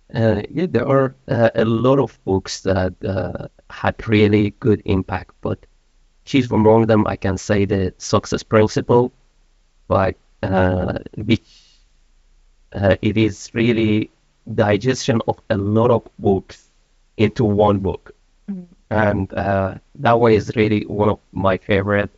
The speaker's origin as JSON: {"language": "English", "country": "Iran", "also_born_or_lived": "Malaysia", "moved": "as an adult", "lives_now": "Sweden", "said": "I'm from Iran. I've been in Sweden for one and a half year. Prior to that, I was living in Malaysia for uh, about 15 years"}